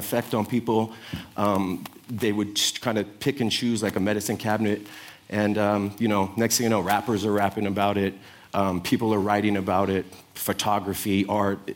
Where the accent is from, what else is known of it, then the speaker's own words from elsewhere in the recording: San Francisco, California, United States; I'm from the Sunset District, and we made the Sunset Sherbet